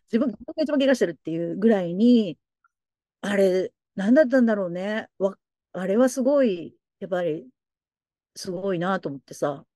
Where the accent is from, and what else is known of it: Tokyo, Japan; born or raised there; now in Nagoya, Japan